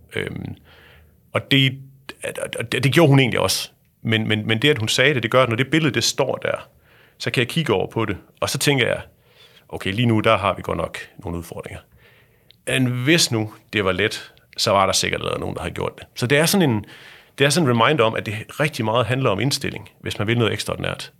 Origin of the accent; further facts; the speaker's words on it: Thy, North Denmark Region, Denmark; Jeg er vokset op ude i Thy